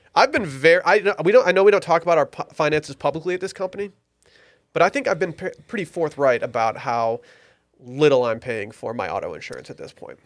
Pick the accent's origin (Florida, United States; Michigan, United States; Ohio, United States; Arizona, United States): Michigan, United States; Detroit; my hometown Lions